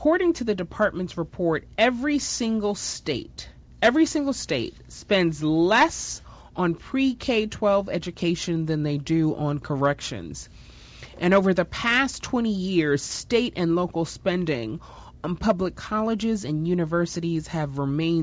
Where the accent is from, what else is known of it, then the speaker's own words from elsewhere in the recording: New York, United States; I grew up in New York, had amazing parents, went to private school